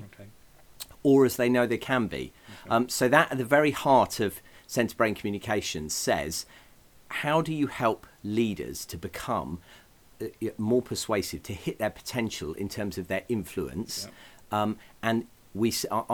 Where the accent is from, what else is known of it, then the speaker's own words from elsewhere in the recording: England, United Kingdom; I come from England